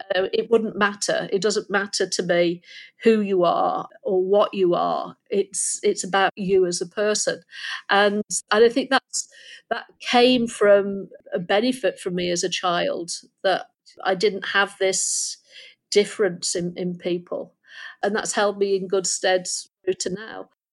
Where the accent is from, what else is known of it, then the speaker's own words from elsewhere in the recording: Lincolnshire near Skegness, East Midlands, United Kingdom; moved away; I was born in Lincolnshire near Skegness, and my my mother left when I was six